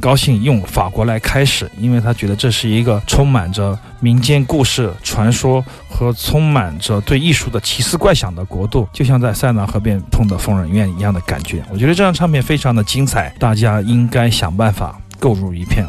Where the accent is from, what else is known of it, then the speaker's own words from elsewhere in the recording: Hunan, China; 在我们的那个湖南省，可能有 二十多个地区的人互相听不懂对方的语言